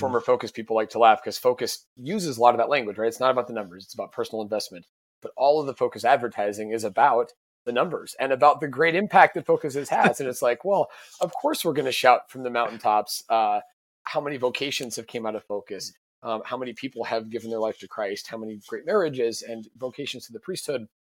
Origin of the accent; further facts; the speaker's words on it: Sioux Falls, South Dakota, United States; also born or lived in St. Louis; I'm from Sioux Falls